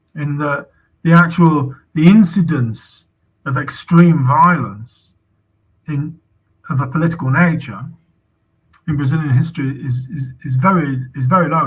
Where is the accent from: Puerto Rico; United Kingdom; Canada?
United Kingdom; as a British citizen